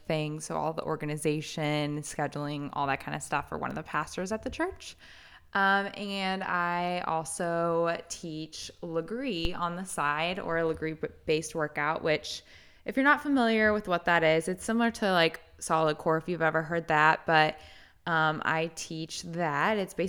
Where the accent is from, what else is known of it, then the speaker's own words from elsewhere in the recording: Indiana, United States; now in Florida, United States; I came from Indiana. That's where we met, me and my husband. And yeah, we moved to Florida for my husband's job.